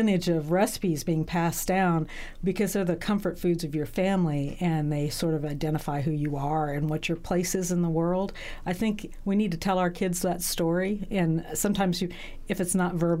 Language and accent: English; Pittsburg, Kansas, United States; also born or lived in Bangkok, Thailand; Pittsburgh, Kansas is my hometown